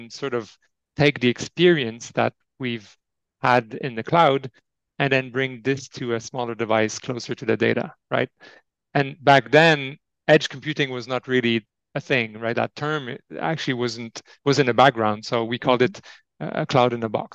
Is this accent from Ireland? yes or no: no; Montreal, Quebec, Canada; moved away as an adult; also born or lived in France / Europe; now in Geneva, Switzerland; I was born in France, but I grew up in Montreal, in Quebec, Canada.